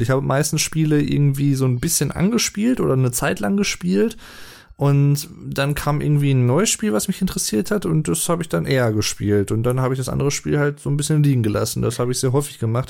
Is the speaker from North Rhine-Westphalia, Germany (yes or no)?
no; Berlin, Germany; Ich komme ja auch aus Berlin